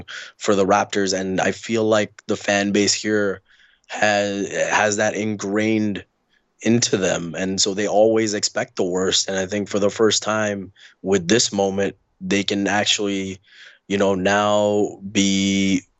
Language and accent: English; Dubai, United Arab Emirates; also born or lived in India; now in Canada; I was born in India. I grew up in Dubai.